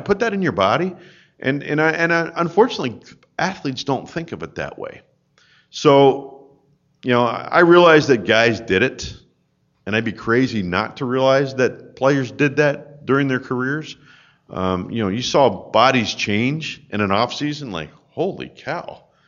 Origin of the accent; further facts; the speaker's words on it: Souderton, Pennsylvania, United States; I grew up in Souderton, Pennsylvania, outside of Philadelphia